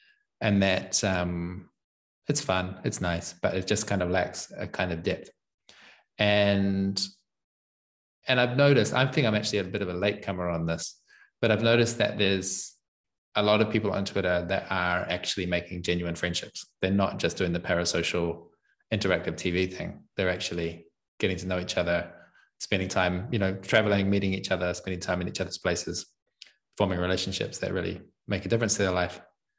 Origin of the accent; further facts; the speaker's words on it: New Zealand; moved away as an adult; well, I'm from New Zealand, but it gets distorted by having spent most of the last 6 years outside of New Zealand. And I don't know how to do a proper New Zealand accent anymore.